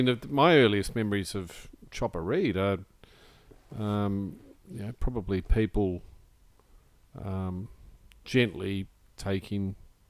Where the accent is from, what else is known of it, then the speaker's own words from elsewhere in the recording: New Zealand; moved away as an adult; now in Australia; I'm a Kiwi.